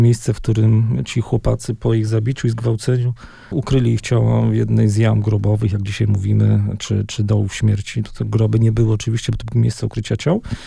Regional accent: Wrocław, Lower Silesian Voivodeship, Poland; ja się urodziłem we Wrocławiu, czyli na ziemiach odzyskanych

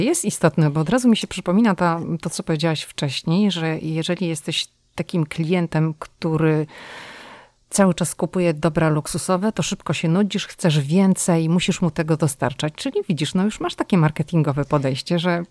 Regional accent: Szczecin, West Pomeranian Voivodeship, Poland; ja jestem ze Szczecina

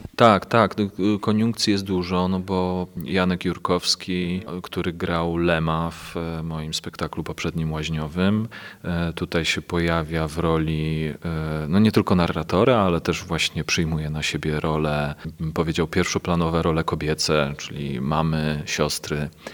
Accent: Kielce, Świętokrzyskie Voivodeship, Poland; Ja pochodzę z Kielc, moja rodzina mieszka w Kielcach.

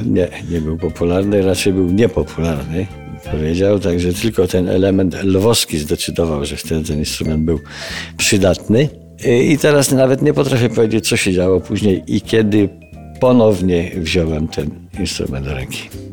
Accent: Garbatka-Letnisko, Masovian Voivodeship, Poland; moved away; Obaj pochodzimy z podobnego re, regionu Polski

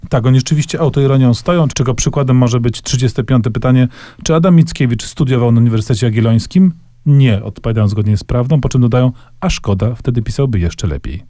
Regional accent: Kraków, Lesser Poland, Poland; Ja ja z kolei pochodzę z Krakowa

